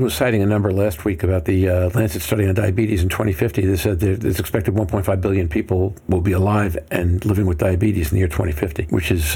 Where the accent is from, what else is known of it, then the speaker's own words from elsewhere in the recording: Brooklyn or Long Island, New York, United States; I come from Brooklyn or Long Island, which is close enough